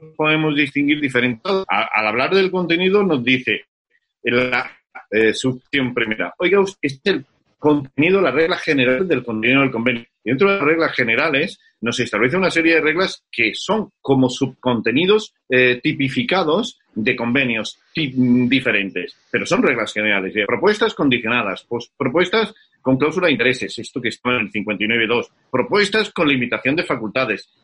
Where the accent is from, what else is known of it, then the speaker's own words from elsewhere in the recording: Granada, Andalusia, Spain; now in Málaga, Spain; aunque hablo desde este Málaga, eh, pues la melancolía de Granada, de donde soy